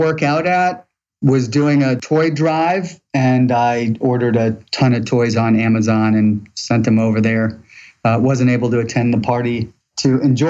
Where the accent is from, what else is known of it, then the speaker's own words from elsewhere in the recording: St. Louis, Missouri, United States; now in Atlanta, United States; St. Louis, Missouri.